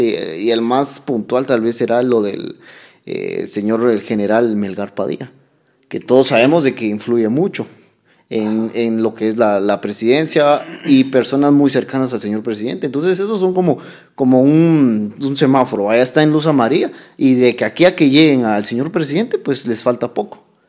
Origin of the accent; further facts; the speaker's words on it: Guatemala; el Estado de Derecho que tenemos como guatemaltecos